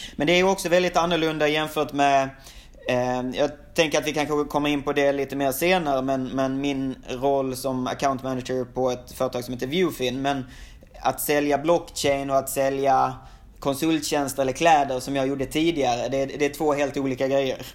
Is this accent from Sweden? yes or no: yes; Sweden; moved away as an adult; now in Shanghai, China; som svensk